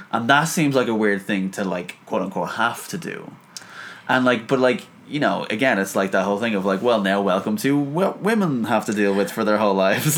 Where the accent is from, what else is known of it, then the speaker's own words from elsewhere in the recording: Dublin, Leinster, Ireland; I'm from Dublin, Ireland.